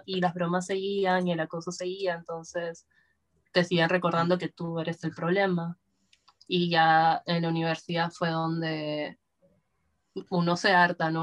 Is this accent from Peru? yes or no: yes; Lima, Peru; yo soy de Lima, ah, y vivo en un barrio que se llama Breña